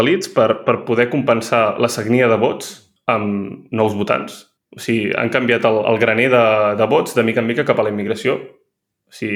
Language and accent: Catalan; Catalonia, Spain; moved away as an adult; now in Paris, France; sóc català